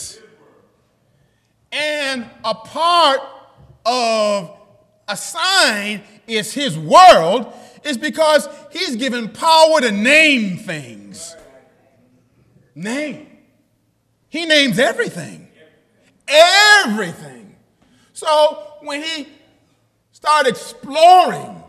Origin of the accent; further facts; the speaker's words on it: New York, United States; I'm from New York